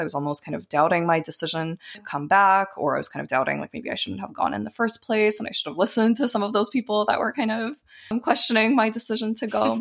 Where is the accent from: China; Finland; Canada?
Canada; born or raised there; moved away as an adult; also born or lived in Ukraine / Tel Aviv, Israel